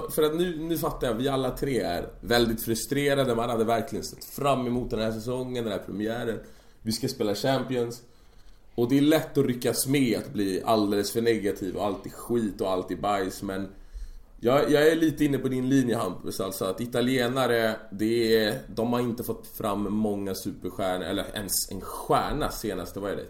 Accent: Sweden; I och jag är svensk

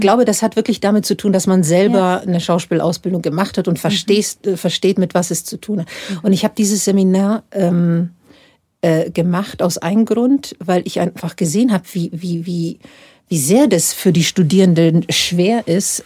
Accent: Dubrovnik, Dubrovnik-Neretva County, Croatia; moved away as an adult; now in Munich, Germany; in Dubrovnik, wo ich aufgewachsen bin

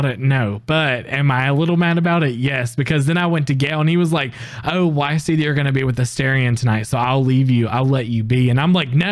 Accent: the South, United States; we're down in the South

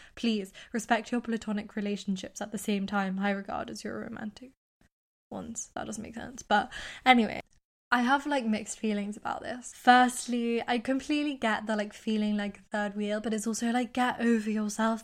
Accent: United Kingdom; accent: British; also born or lived in United States; I'm British

